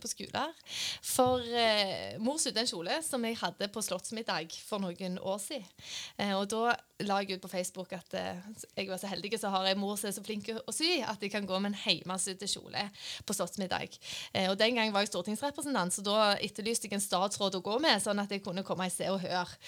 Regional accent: Randaberg, Rogaland, Norway; moved away; Jeg er fra Randaberg.

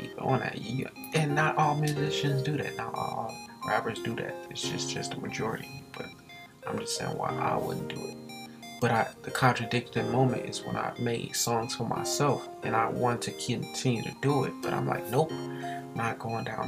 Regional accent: Gary, Indiana, United States; also born or lived in Atlanta, Georgia; I was born in Atlanta, but moved to Gary when I was 2

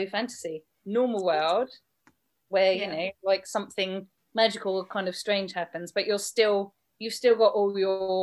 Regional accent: United Kingdom; I am British

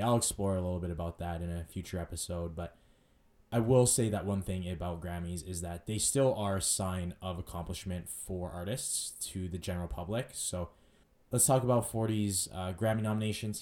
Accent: Edmonton, Alberta, Canada; I grew up in West Edmonton, went to school there, you know, elementary, junior high, high school, all in the West End.

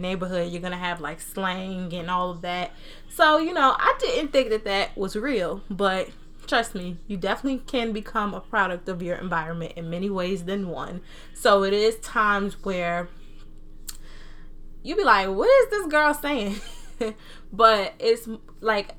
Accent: New Jersey, United States; accent: Southern accent, Jersey accent; I was born and raised in New Jersey, but I was raised by Southern people

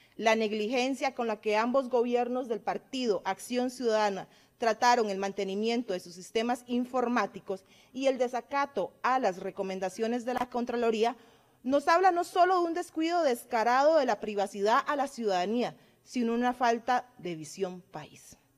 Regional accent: Cartago, Costa Rica; also born or lived in Guanacaste; Yo nací en Guanacaste y me acogió mi amada provincia de Cartago

